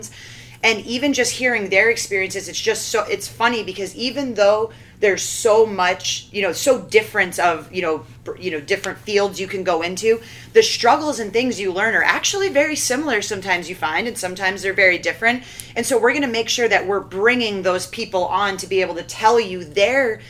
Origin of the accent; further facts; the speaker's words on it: Southern Maine, United States; moved away as an adult; also born or lived in Vermont / San Francisco; now in Boston, United States; grew up in Southern Maine